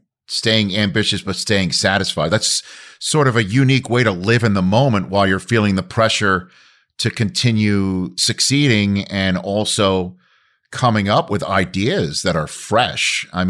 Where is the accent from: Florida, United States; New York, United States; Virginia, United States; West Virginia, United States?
New York, United States; New York City; I was exit 13 from Staten Island across the Gothels Bridge on the other side.